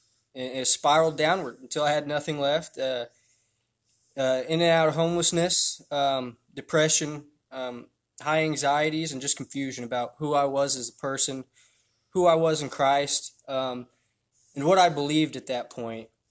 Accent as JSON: {"language": "English", "region": "Indiana", "country": "United States", "tie": "born or raised there", "said": "I was born in Indiana, 1992, so I'm 27 now. I had a good childhood"}